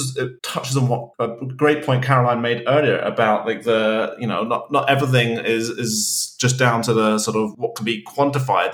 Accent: United Kingdom; as a British person

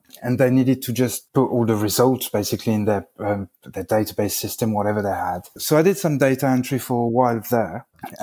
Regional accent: France; English is a second language; moved away as an adult; also born or lived in United Kingdom

